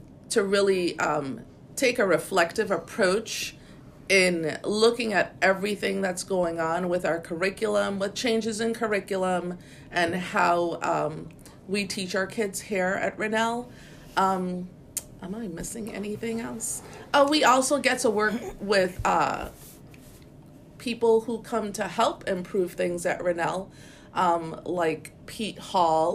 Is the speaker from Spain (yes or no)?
no; St. Croix, U.S. Virgin Islands; I know I'm from St. Croix. I know I'm a Croosian, a proud Croosian